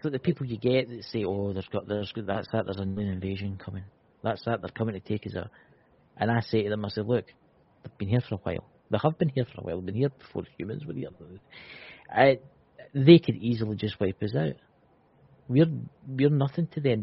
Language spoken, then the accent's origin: English; Scotland, United Kingdom; I'm Scottish. What Look, I'm Scottish.